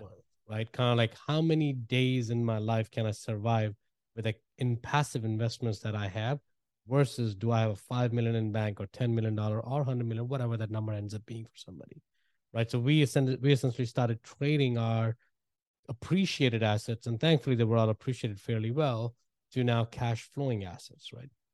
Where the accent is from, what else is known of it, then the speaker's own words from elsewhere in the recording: India; moved away as an adult; I grew up in India and, uh, moved here a while back, man, about twenty-two years ago